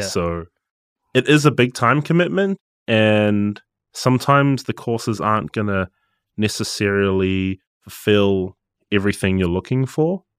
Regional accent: Gisborne, New Zealand; moved away as an adult; now in Auckland, New Zealand; I'm, I'm from Gisborne

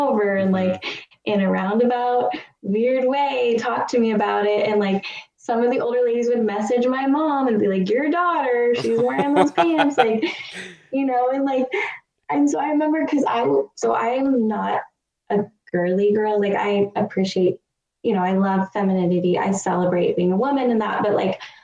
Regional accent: California, United States; accent: California; I grew up in California. Mm-hmm. as you couldn't tell from my annoying California accent

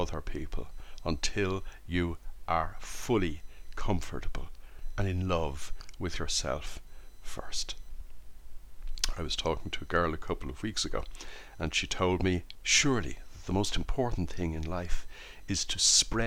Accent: Ireland; I was brought up in Holy Catholic Ireland in the 1960s

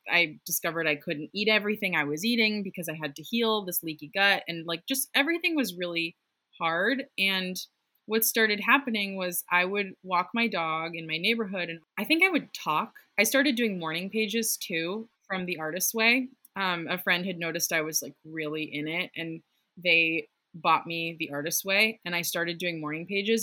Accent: outside Boston, Massachusetts, United States; the house I grew up in outside Boston

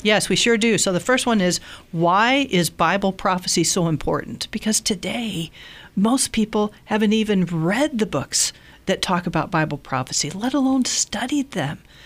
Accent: Southern Illinois, United States; I grew up in Southern Illinois in an unchurched home

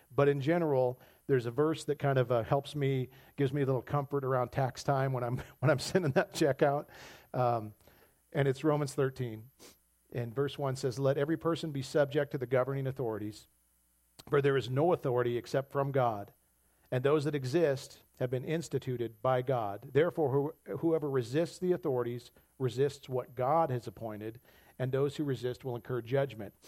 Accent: United States; as American Christians

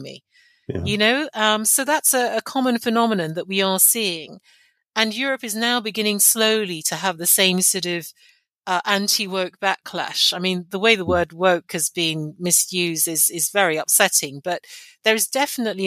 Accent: Nigeria; now in London, United Kingdom; I'm of Nigerian heritage. I was born in Nigeria, and I speak a Nigerian language fluently, and I go back often.

